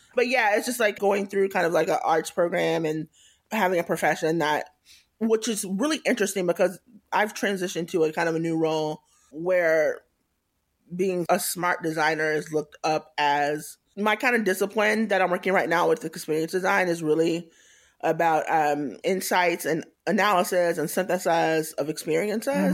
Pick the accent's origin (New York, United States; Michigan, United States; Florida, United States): Florida, United States; Tallahassee; moved away as an adult; also born or lived in Atlanta / Kansas City / Boston; now in San Francisco, United States; I grew up in Tallahassee, Florida, which is in North Florida, the Panhandle.